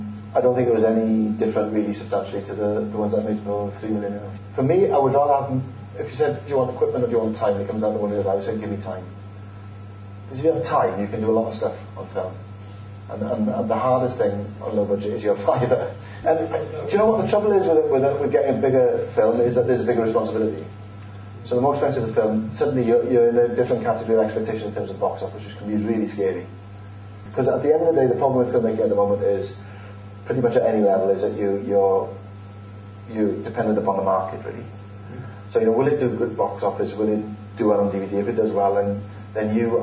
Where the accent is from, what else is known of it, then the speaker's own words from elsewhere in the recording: Wales, United Kingdom; I'm Welsh